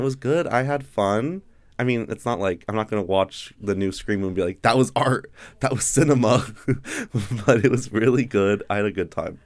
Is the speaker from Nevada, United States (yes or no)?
yes; Carson City, Nevada, United States; I'm from Carson City, Nevada.